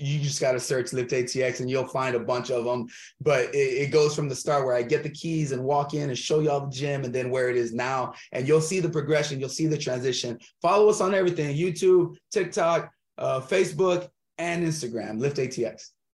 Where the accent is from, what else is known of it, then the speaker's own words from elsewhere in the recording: Texas, United States; open up another gym in different cities in texas maybe one in my hometown